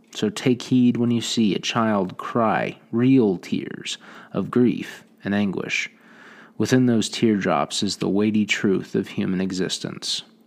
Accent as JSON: {"language": "English", "region": "Oklahoma Panhandle", "country": "United States", "tie": "born or raised there", "said": "I grew up out here in Panhandle of Oklahoma"}